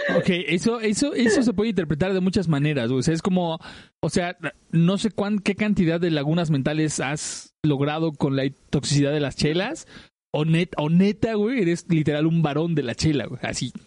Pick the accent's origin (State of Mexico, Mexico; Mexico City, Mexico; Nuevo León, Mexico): Mexico City, Mexico; Andrea y yo somos del oriente de Ciudad de México